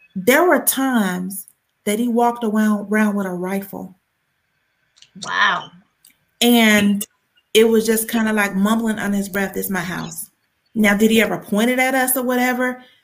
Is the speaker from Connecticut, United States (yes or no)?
no; Columbus, Georgia, United States; now in Atlanta, United States; I'm from Columbus, but it's about an hour from hour and a half from Atlanta